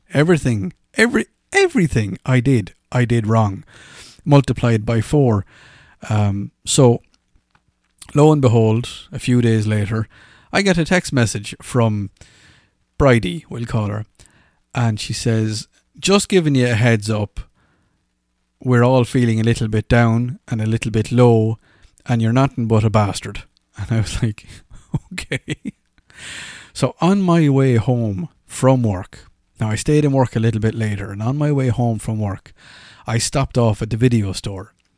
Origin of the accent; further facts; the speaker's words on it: Ireland; accent: Irish; moved away; "Oh my God, you've got an Irish accent." I was like, "Well, I do."